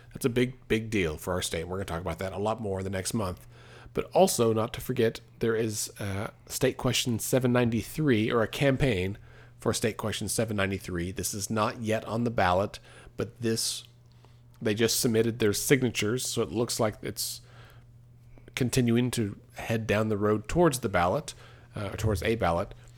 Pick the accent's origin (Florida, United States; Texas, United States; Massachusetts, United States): Texas, United States; now in Oklahoma, United States; growing up in Texas, for a long time, my optometrist was in Walmart